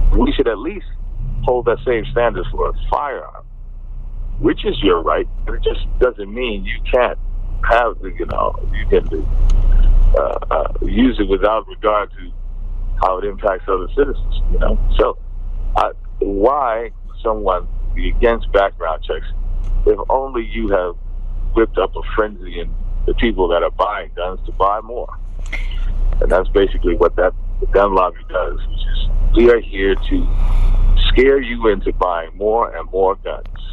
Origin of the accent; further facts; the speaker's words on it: United States; moved away as an adult; now in London, United Kingdom; as an American expatriate